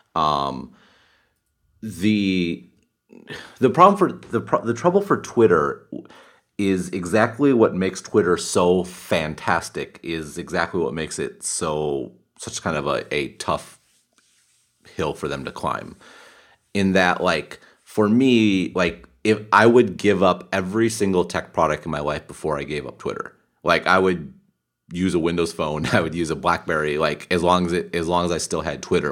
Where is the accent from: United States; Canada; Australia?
United States; Wisconsin; moved away; I grew up in the Midwest, grew up in Wisconsin